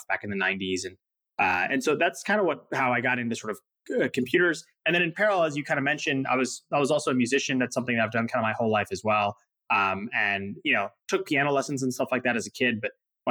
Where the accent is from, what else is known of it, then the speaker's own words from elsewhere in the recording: Indiana, United States; I grew up here in Indiana in the Midwest for the first 18 years of my life.